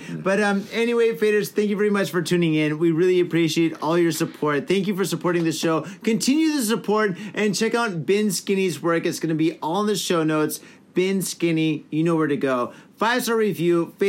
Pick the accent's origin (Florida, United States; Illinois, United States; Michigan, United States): Michigan, United States; Detroit; now in Japan